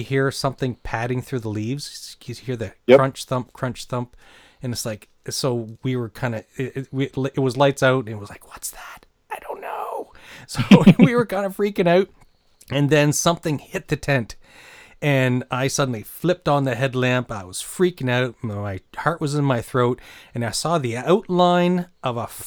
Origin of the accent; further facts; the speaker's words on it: New Brunswick, Canada; I grew up in New Brunswick